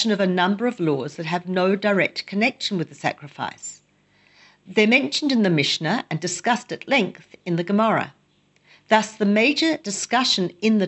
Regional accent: Australia; now in Jerusalem, Israel; I grew up in Australia

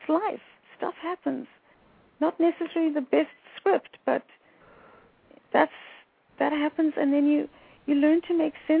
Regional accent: South Africa; moved away as an adult; now in United States; I grew up in South Africa in the time of apartheid

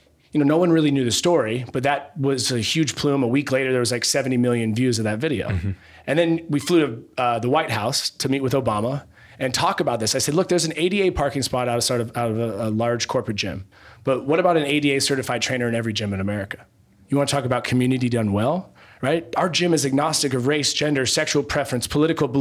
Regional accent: Eugene, Oregon, United States; I'm from Eugene, Oregon

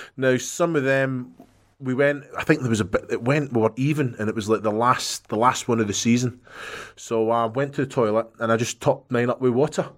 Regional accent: Scotland, United Kingdom; I'm Scottish, mate.

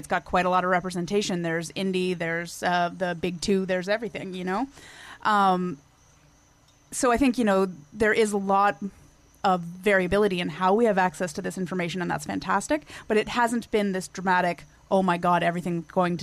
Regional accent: Canada; I'm Canadian

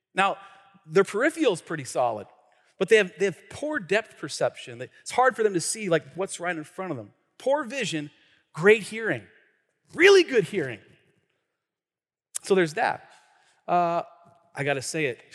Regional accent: Tacoma, Washington, United States; I grew up in the city part of Pierce County, like Hilltop, right? Like North End

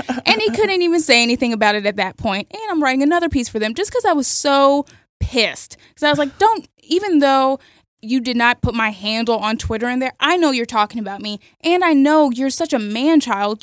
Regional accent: Miami, Florida, United States; I grew up in Miami, so Latino culture is super important to me

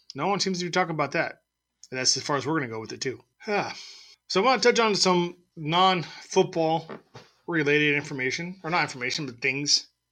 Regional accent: Southern California, United States; moved away; I lived in Southern California. I'm from Southern California.

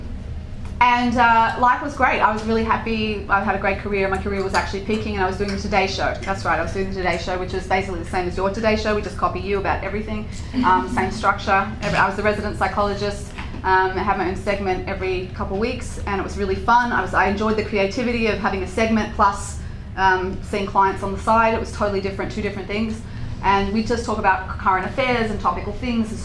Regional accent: Sydney, New South Wales, Australia; moved away; I grew up in Sydney, Australia with the kangaroos

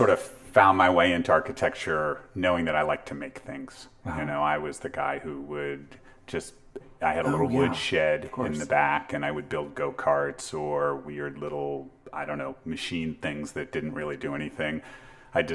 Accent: Palo Alto, California, United States; In Palo Alto.

